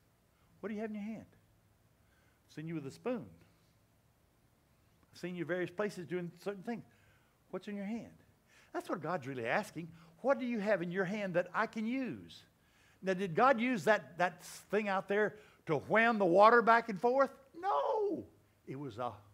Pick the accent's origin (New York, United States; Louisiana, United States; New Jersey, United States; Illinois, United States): Louisiana, United States; I grew up in Louisiana.